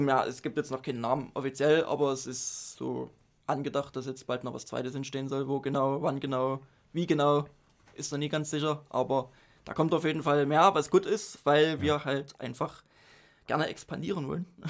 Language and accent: German; Dresden, Saxony, Germany; Ich bin äh, in Dresden geboren, aufgewachsen